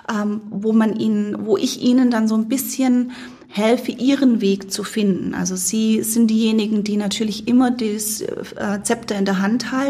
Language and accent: German; United States; now in Germany; ich bin Amerikanerin und ähm, wenn ich das, die, die Mentalität in Amerika sehe